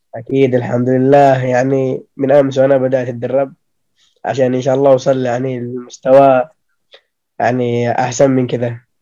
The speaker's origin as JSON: {"language": "Arabic", "region": "Aden", "country": "Yemen", "said": "انا من عدن"}